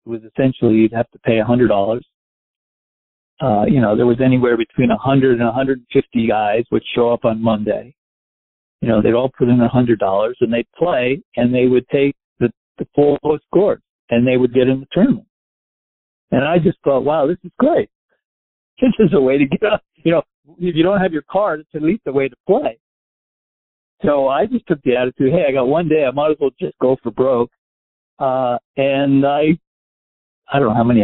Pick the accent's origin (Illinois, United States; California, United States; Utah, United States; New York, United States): New York, United States; Westchester; moved away as an adult; also born or lived in New Orleans / Miami; I grew up in Westchester. I lived in the city till I was about 4, and we moved to Westchester.